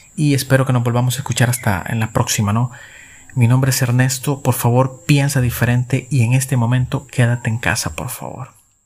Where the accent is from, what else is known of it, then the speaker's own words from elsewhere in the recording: El Salvador; como salvadoreños